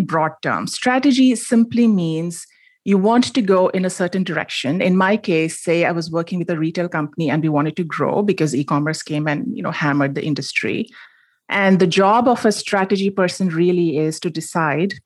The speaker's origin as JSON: {"language": "English", "town": "Mumbai", "region": "Maharashtra", "country": "India", "tie": "born or raised there", "moved": "as an adult", "lives_now": "United States", "said": "I grew up in Bombay. It's now called Mumbai. And I moved to the United States for a grad degree in computer science, and I stayed on"}